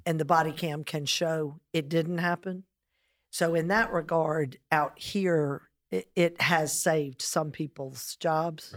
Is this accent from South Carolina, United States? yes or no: yes; South Carolina, United States; as a South Carolinian